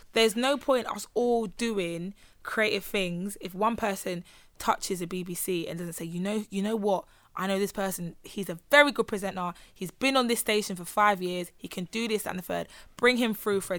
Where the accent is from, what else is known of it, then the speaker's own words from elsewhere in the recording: London, United Kingdom; growing up in London as a black person